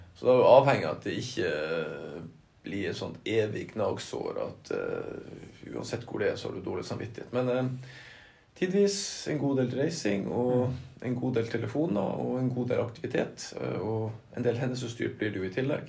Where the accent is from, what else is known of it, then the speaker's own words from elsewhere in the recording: Lødingen, Nordland, Norway; also born or lived in Narvik; Jeg er født, i Narvik, da. Mm. Men jeg er oppvokst på Lødingen